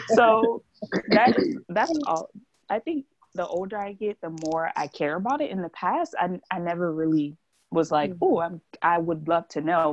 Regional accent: New Jersey, United States; I'm from New Jersey

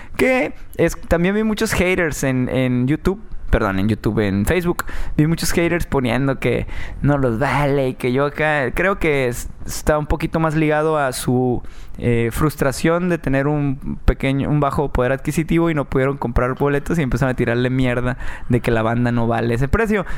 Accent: Tijuana, Baja California, Mexico; also born or lived in Mérida, Yucatán; yo soy yucateco, soy tijuanense, nacido en Mérida, Yucatán

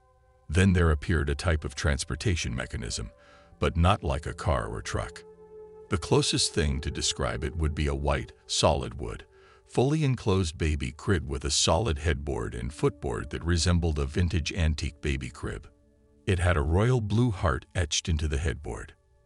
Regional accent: Kingsport, Tennessee, United States; now in Atlanta, United States; I leave Atlanta and head to my hometown of Kingsport, Tennessee.

